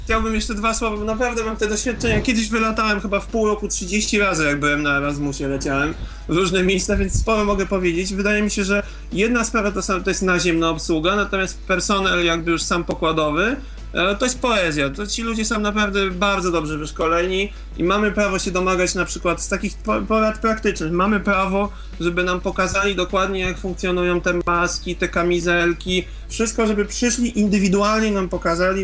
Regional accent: Poland; jestem z Polski

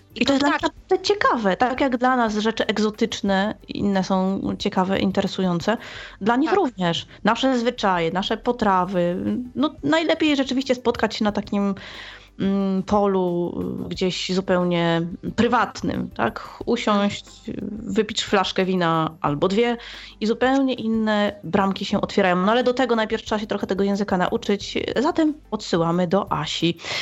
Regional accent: Łódź, Łódź Voivodeship, Poland; jestem z Łodzi

